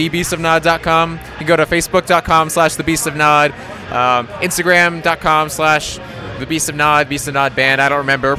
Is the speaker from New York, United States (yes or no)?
yes; Stony Brook, New York, United States; born or raised there